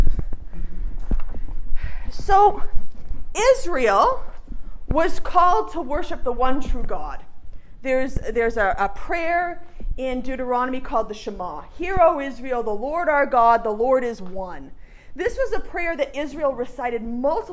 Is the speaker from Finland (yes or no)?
no; Canada; moved away as an adult; also born or lived in Saskatchewan; now in Clemson, United States; me being a Canadian